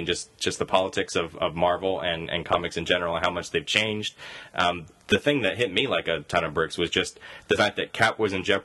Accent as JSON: {"language": "English", "region": "Indiana", "country": "United States", "said": "as Hoosiers ourselves"}